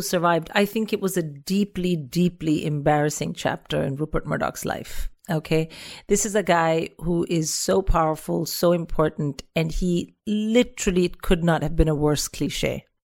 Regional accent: India; as an Indian

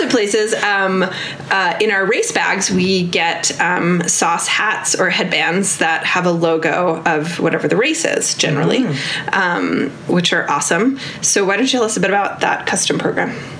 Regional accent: New York, United States; now in Bozeman, Montana, United States; I did not grow up Nordic skiing because I grew up in New York

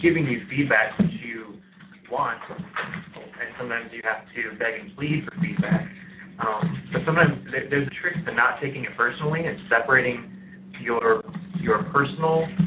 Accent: Michigan, United States; now in Indiana, United States; I am from Michigan

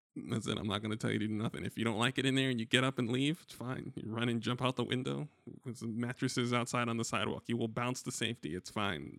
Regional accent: New York, United States; as a New Yorker

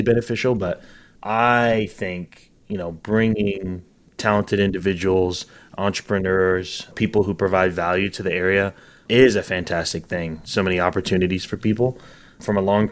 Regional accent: Northwest Arkansas, United States; moved away; also born or lived in Texas; I grew up in Northwest Arkansas, so I wanted to come back home

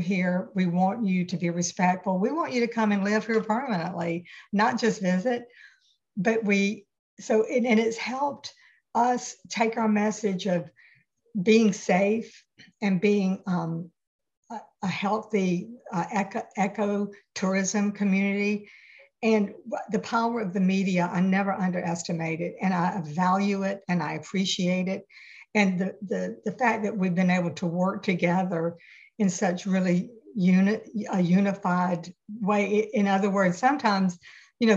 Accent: Atlanta, Georgia, United States; moved away as an adult; now in Tybee Island, United States; I'm from Atlanta, grew up in Midtown.

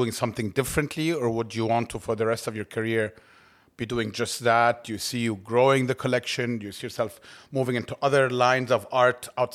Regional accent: Cairo, Cairo Governorate, Egypt; I know what it's like to grow up in Cairo

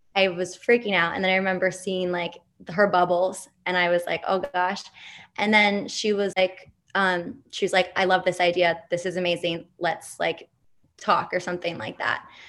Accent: New York City, New York, United States; I grew up in New York City

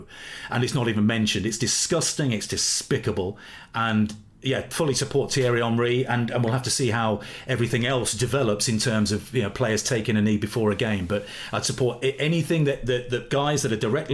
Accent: Leicester, East Midlands, United Kingdom; I'm from Leicester

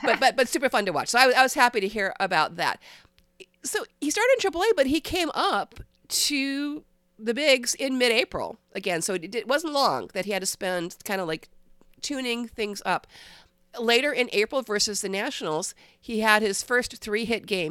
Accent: Cleveland, Ohio, United States; I'm from Cleveland

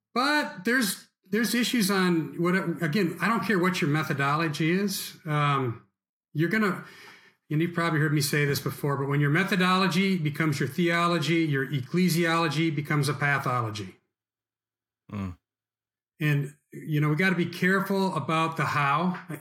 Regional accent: United States; we as American Christians

